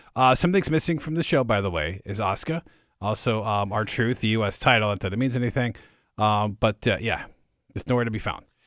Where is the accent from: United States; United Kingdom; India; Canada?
United States; near Detroit, Michigan; I grew up near Detroit